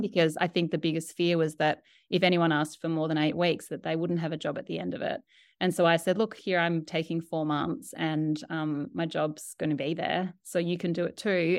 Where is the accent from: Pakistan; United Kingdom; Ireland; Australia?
Australia; moved away as an adult; also born or lived in New York; I'm Australian